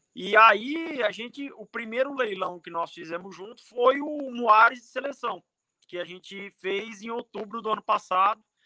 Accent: Cuiabá, Mato Grosso, Brazil; eu sou de Cuiabá, eu sou natural de Cuiabá

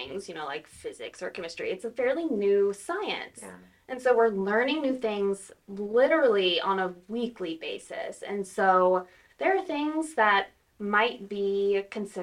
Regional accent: Louisiana, United States; moved away as an adult; also born or lived in Texas; now in Tahlequah, United States; So I am from Louisiana originally

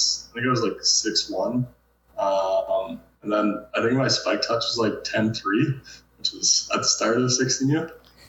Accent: Abbotsford, Ontario, Canada; now in Edmonton, Canada; So I'm from Abbotsford, Ontario. It's like 20 minutes northwest of Cornwall

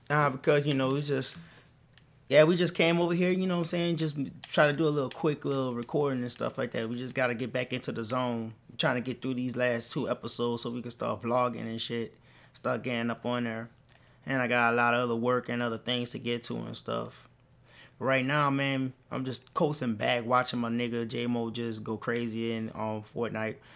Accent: New Orleans, Louisiana, United States; moved away; I, I'm from New Orleans.

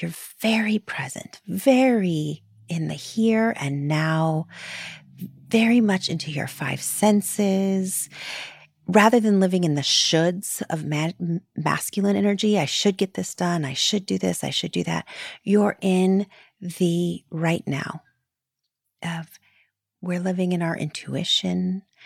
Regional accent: Florida, United States; I grew up in Florida

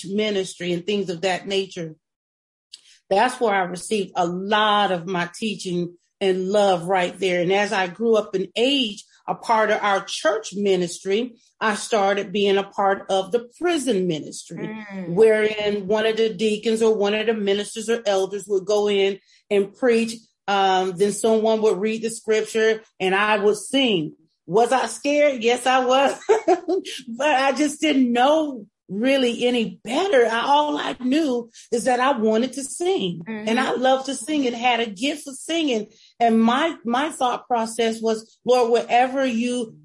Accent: South Florida, United States; growing up in South Florida

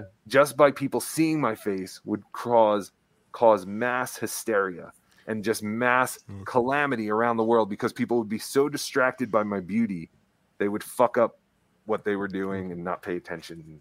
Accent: New Jersey, United States; now in Colorado, United States; growing up in New Jersey

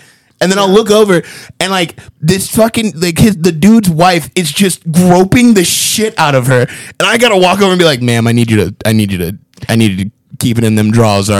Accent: Phoenix, Arizona, United States; Not a single. I'm from a major metropolitan city and I vote Democrat.

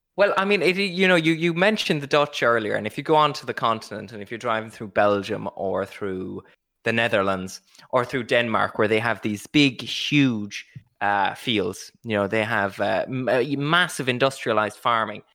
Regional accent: Ireland

